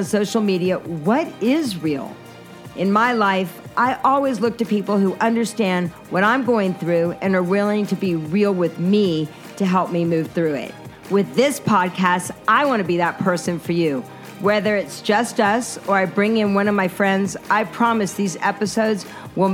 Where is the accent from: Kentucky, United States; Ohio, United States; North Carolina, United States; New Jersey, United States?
North Carolina, United States; Asheville; I'm from the South as well. I'm from North Carolina, Asheville, North Carolina.